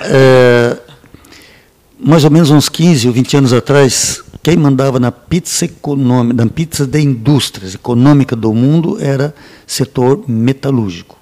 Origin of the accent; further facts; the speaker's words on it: Braço do Norte, Santa Catarina, Brazil; Nasci em, eh, em Braço do Norte